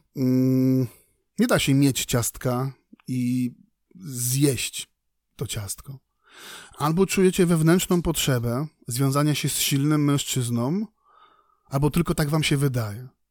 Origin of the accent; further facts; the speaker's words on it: Poland; mówię tu na miejscu, w Polsce, w kraju nad Wisłą